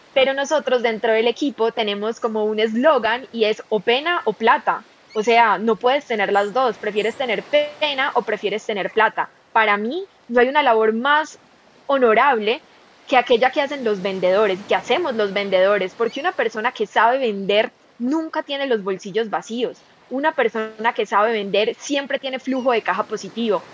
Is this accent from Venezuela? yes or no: no; Medellín, Antioquia, Colombia; yo soy de Colombia, de la ciudad de Medellín